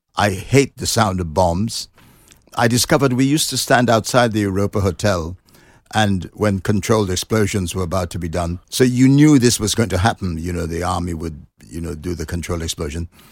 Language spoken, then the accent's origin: English; Trinidad & Tobago; moved away as an adult; now in London, United Kingdom; I was born in Trinidad, which is a s, a, um, island in the Caribbean